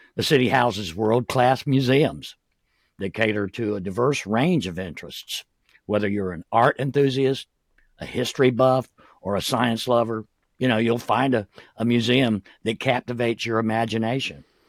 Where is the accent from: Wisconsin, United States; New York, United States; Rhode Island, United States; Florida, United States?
Florida, United States; Jacksonville; also born or lived in Clay County, Florida; I was born and raised in Jacksonville